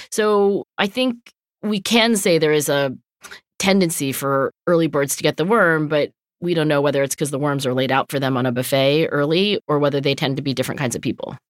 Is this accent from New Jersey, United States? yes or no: yes; Cherry Hill, New Jersey, United States; growing up in Cherry Hill, New Jersey